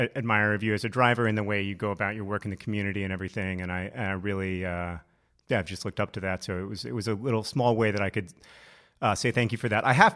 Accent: Alabama, United States; moved away; I grew up in Alabama

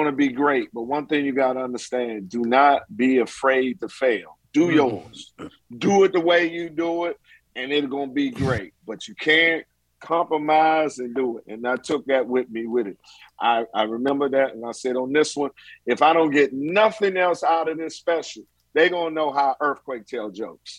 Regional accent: Washington, District of Columbia, United States; moved away as an adult; also born or lived in Atlanta, Georgia; I'm from Southeast DC

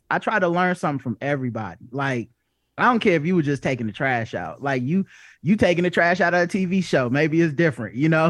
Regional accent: the South, United States; I grew up in, I grew up in the South

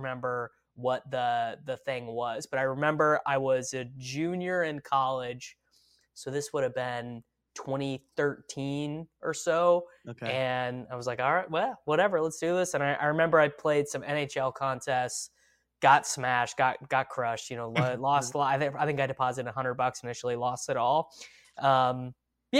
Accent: Midwest, United States; I'm from the Midwest

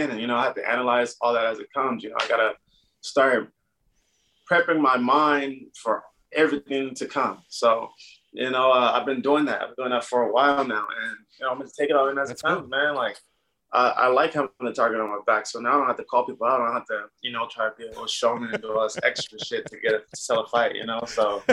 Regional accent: Fontana, California, United States; I grew up in Fontana, San Bernardino

